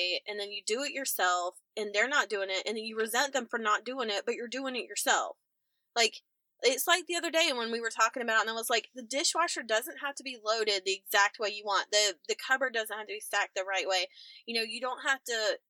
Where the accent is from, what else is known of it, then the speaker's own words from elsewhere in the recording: the Carolinas, United States; we're both from the Carolinas